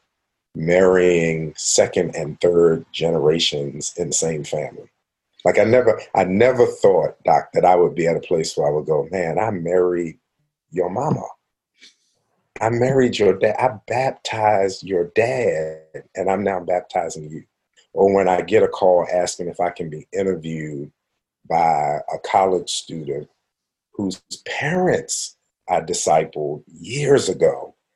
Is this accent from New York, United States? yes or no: no; Baltimore, Maryland, United States; moved away as an adult; also born or lived in Western Pennsylvania; now in Pittsburgh, United States; I was from Baltimore, living in Western Pennsylvania